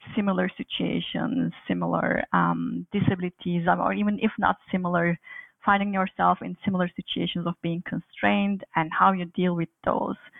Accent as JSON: {"language": "English", "country": "Turkey", "tie": "born or raised there", "also_born_or_lived": "Aberystwyth, Wales", "moved": "as an adult", "lives_now": "Montreal, Canada", "said": "I was born and raised in Turkey"}